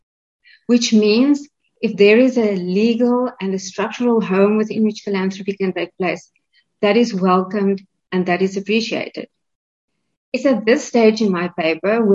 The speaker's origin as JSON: {"language": "English", "country": "South Africa"}